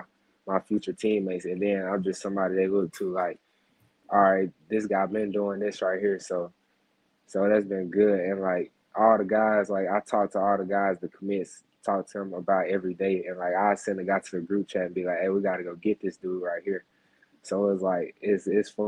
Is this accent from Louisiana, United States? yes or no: no; Mississippi, United States; I'm from Mississippi